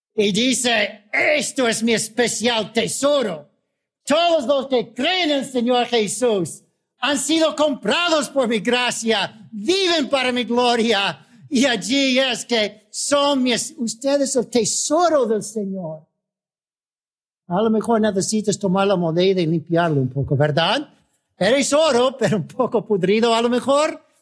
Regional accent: United States; Como americanos debemos comprometernos a ayudar a otros americanos si hay necesidad

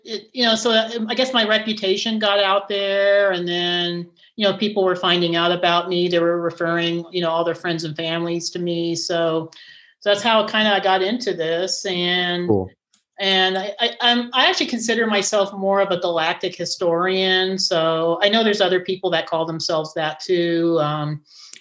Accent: Castle Rock, Colorado, United States; right here in my hometown of Castle Rock, Colorado. I live in Castle Rock, which is just south of Denver

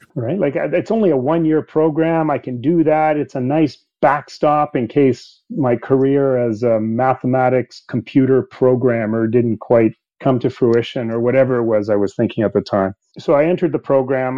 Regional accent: Canada; English is a second language; also born or lived in Sweden; I was born in Sweden and we immigrated to Canada when I was eight years old.

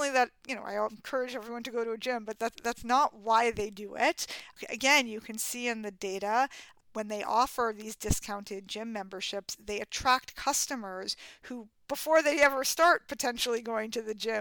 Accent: New York City, New York, United States; as a kid in growing up in Manhattan where no one drove

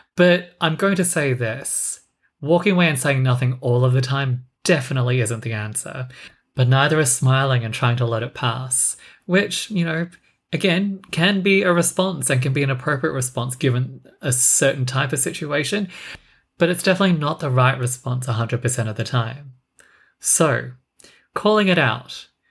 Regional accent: Australia; I was born in Australia

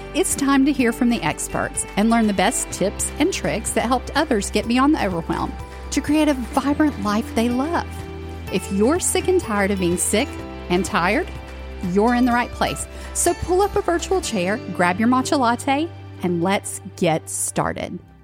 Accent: the South, United States; restaurants growing up in the South

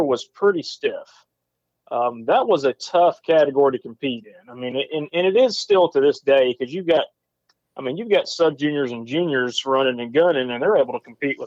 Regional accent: Dacula, Georgia, United States; My hometown is Decula, Georgia

